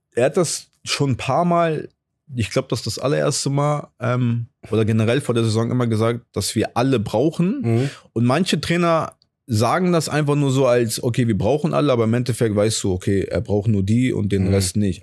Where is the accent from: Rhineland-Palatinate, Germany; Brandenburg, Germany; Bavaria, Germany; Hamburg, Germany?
Hamburg, Germany; now in Cologne, Germany; ich komme halt aus Hamburg